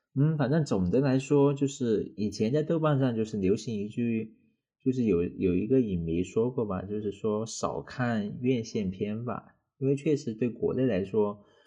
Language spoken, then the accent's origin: Chinese; China; 我们中国人